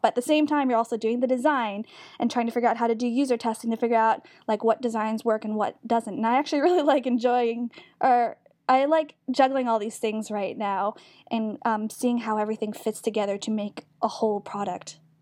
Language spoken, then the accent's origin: English; New York, United States; moved away as an adult; now in Bay Area, United States; I'm from New York, but I have been in the Bay Area for about two and a half years